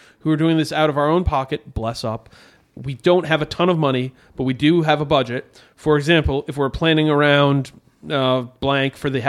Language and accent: English; Montreal, Quebec, Canada; We're two kids from Montreal trying to put on a fest.